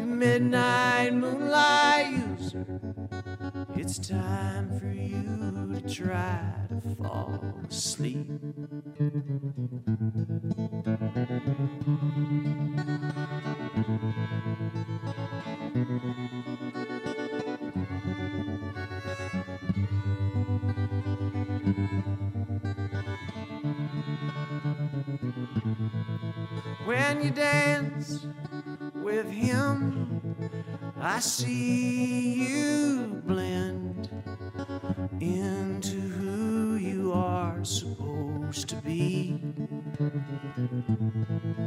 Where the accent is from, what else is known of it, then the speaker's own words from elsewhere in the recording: Swope, Virginia, United States; moved away as an adult; now in Virginia, United States; I grew up in the Shenandoah Valley in a little town called Swope